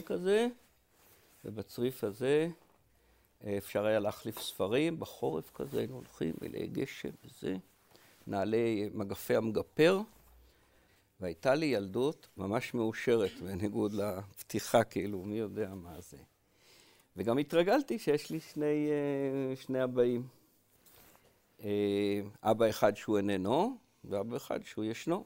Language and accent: Hebrew; HaYogev, Northern District, Israel; also born or lived in Paris, France; גדלתי במושב קטן בעמק יזרעאל בשם היוגב